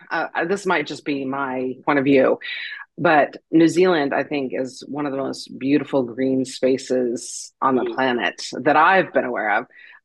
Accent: Montana, United States; I grew up hauling water in Montana for animals, and every day that was my routine.

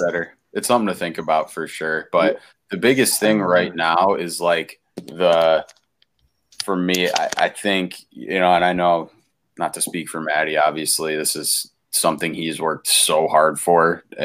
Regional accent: Albion, New York, United States; also born or lived in Brockport, New York; We're all from Western New York, man. Me and Matt grew up originally in like the Albion area.

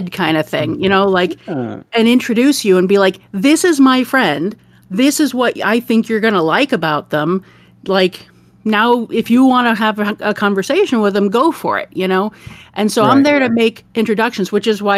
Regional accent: Detroit, Michigan, United States; now in Oregon, United States; I grew up in the Midwest

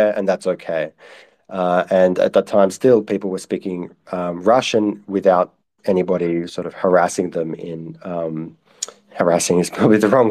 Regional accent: Australia; as an Australian

